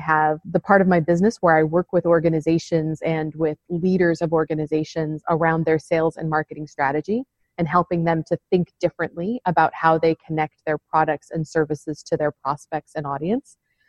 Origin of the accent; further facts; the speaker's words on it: United States; moved away as an adult; also born or lived in Arizona; now in London, United Kingdom; No, I'm not from London. Although, and in fact, I'm quite new to London. So I've lived here, in fact, just last week was just a year for me having moved to the UK. But I am an American.